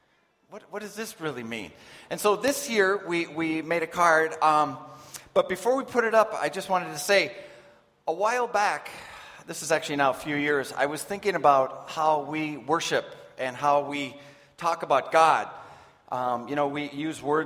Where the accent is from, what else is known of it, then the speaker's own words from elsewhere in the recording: United States; moved away; I'm from the States